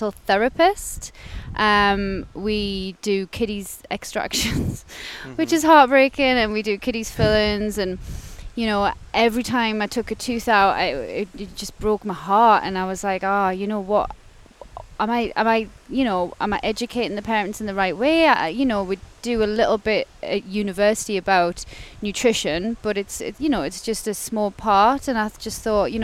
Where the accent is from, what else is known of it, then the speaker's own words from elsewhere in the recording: Gateshead, North East England, United Kingdom; So I'm originally from Gateshead, so the other side of the water. And yeah, grew up there with my sister and my mum and my dad. So I basically lived there my whole life